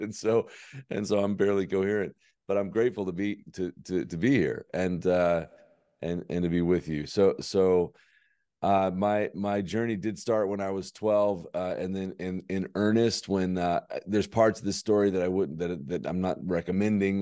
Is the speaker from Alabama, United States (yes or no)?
yes; Birmingham, Alabama, United States; born and raised in Birmingham, Alabama